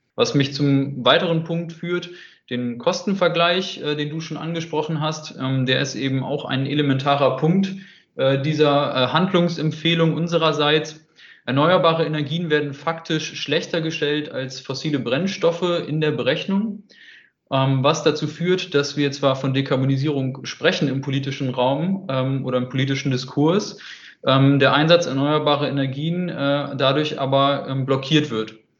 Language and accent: German; Hamburg, Germany; moved away as an adult; now in Hanover, Germany; 27 Jahre alt, gebürtiger Hamburger und äh, wohne jetzt seit einiger Zeit in Hannover